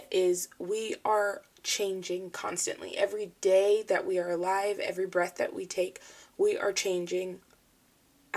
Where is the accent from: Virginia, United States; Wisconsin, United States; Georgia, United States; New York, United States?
Virginia, United States; Falls Church; I was born and raised in Falls Church, Virginia. I've lived in the same house pretty much my whole life